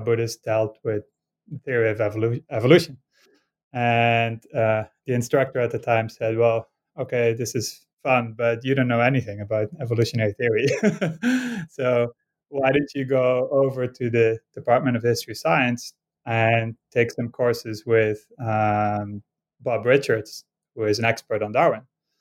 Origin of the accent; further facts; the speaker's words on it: Netherlands; moved away; I grew up in Holland and actually crossed the border every day to go to school in Belgium